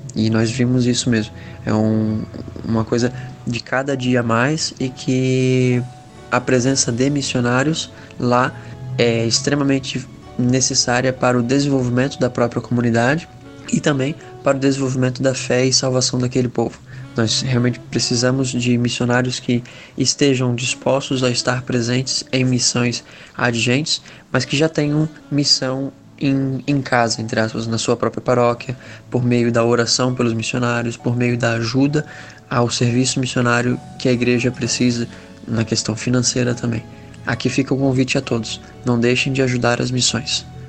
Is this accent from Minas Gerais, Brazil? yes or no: no; Itajaí, Santa Catarina, Brazil; tenho 23 anos, sou de Itajaí, Santa Catarina